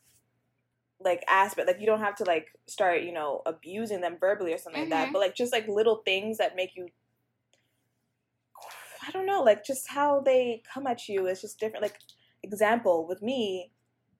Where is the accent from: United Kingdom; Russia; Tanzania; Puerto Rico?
Tanzania; I'm from Tanzania